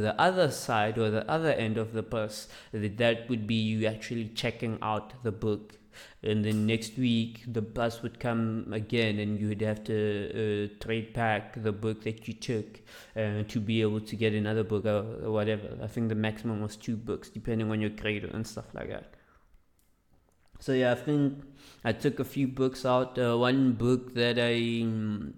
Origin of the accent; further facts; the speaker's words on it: Mamelodi, Gauteng, South Africa; English is a second language; I grew up in Mamelodi, and I went to the schools